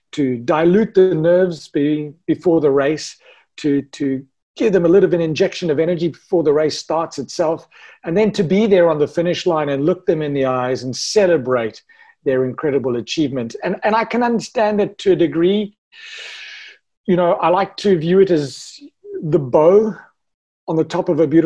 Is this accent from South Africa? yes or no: yes; South Africa; Ironman South Africa, me being South African